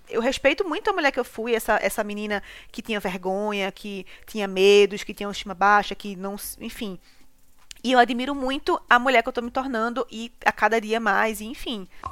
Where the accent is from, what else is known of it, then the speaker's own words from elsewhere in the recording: Recife, Pernambuco, Brazil; moved away as an adult; now in São Paulo, Brazil; morava no Ibura